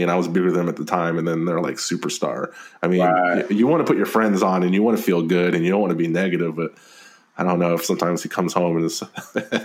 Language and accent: English; Austin, Texas, United States; I'm from Austin, Texas